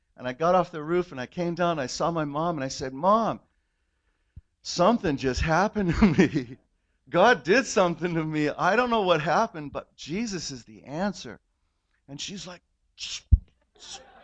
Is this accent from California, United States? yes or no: yes; California, United States; I grew up in in California in the '60s